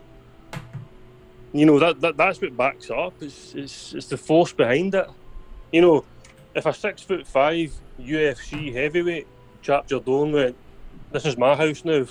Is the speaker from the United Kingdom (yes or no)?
yes; Scotland, United Kingdom; I'm Scottish.